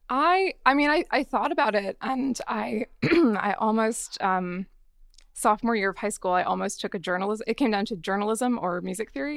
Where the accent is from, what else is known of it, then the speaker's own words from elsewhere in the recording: northern New Jersey, United States; now in Los Angeles, United States; I loved growing up in New Jersey